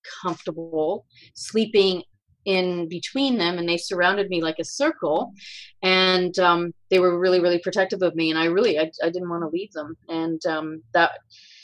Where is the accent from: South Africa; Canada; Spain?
Spain; moved away; I grew up and I was born in Spain